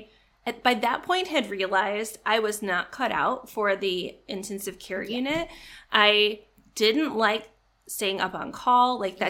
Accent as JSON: {"language": "English", "region": "Illinois", "country": "United States", "tie": "born or raised there", "said": "I grew up in Illinois, kind of the not Chicago part of Illinois."}